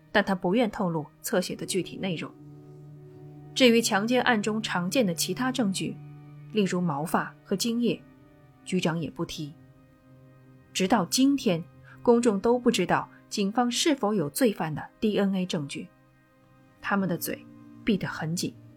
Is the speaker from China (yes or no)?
yes; China; 我们中国人则喜欢用曼哈屯来称呼它